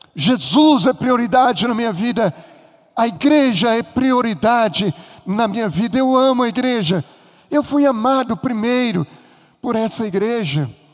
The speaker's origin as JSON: {"language": "Portuguese", "region": "Minas Gerais", "country": "Brazil", "said": "Eu sou mineiro"}